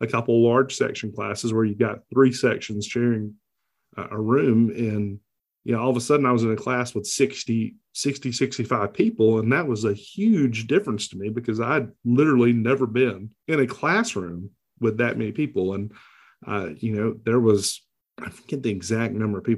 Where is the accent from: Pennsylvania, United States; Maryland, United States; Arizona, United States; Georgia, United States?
Georgia, United States; Ryan; I was born and raised in Ryan, Georgia.